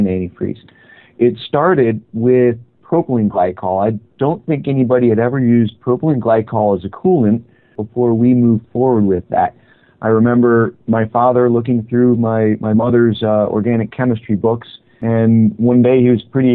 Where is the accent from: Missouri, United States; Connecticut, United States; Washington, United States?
Connecticut, United States; I grew up in Connecticut, next to the Lime Rock Racetrack in the northwest corner